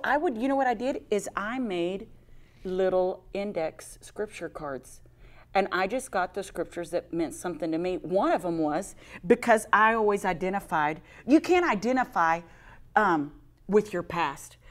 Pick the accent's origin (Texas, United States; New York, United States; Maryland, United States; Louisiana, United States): Texas, United States; I'm from Texas